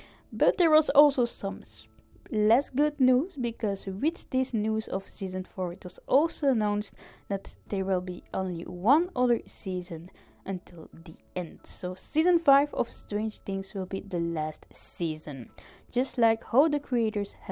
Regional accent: Ostend, Flanders, Belgium; here in Ostend in my hometown

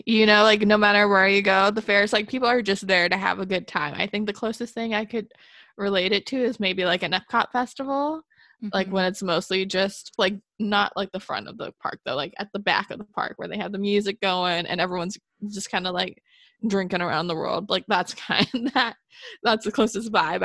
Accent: Colorado, United States; moved away; growing up in Colorado

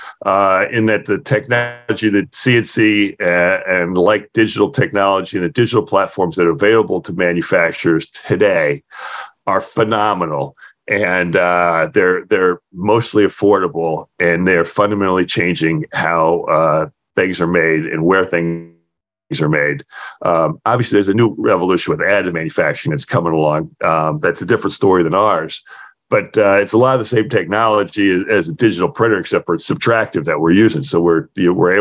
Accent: West Virginia, United States; I was a kid growing up in West Virginia.

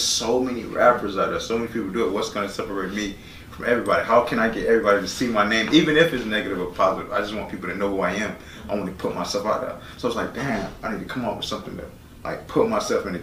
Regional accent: Broward County, Florida, United States; I'm from Broward County

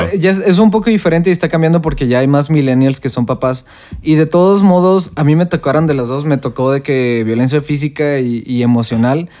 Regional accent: Mexico

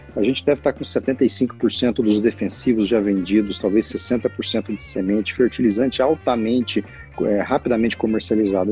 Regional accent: Bom Jesus de Goiás, Goiás, Brazil; desde quando eu era menino pequeno em Bom Jesus de Goiás, que meu avô produzia leite

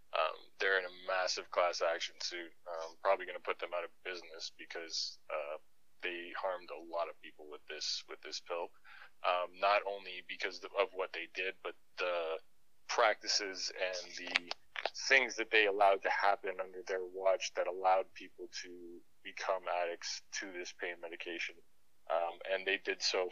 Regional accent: Toronto, Ontario, Canada; moved away as an adult; now in Calgary, Canada; I was born originally in Toronto, Ontario. I was raised there for I moved out to Calgary in 2009, so that would have been about 28.

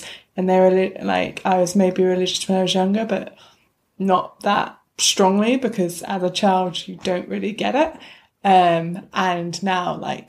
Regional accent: England, United Kingdom; I was born in England and have spent all my life here. I never moved to another country or anything like that. Lived in different parts of England, that's about it.

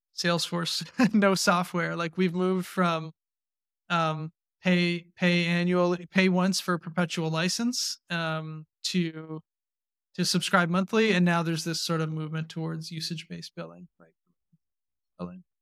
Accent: Canada; I still identify pretty strongly as a Canadian, Canadian entrepreneur.

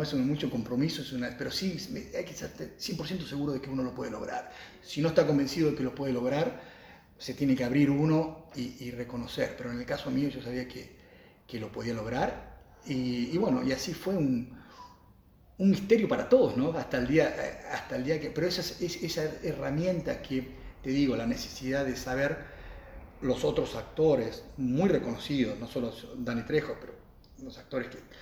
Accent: Argentina; moved away as an adult; also born or lived in United States; nacido aquí en Argentina

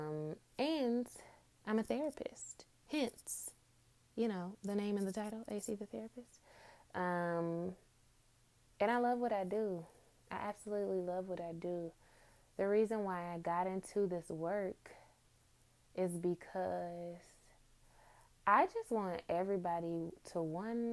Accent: Detroit, Michigan, United States; I grew up in Detroit, Michigan, two-parent home.

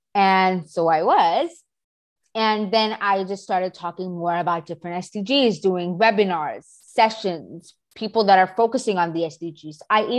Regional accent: Pakistan; I am 14. I move around the country, but let's just say I'm from Pakistan.

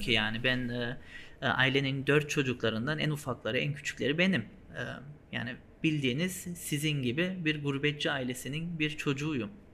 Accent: Germany; also born or lived in Hanover, Germany; Almanya'da orada doğduk büyüdük

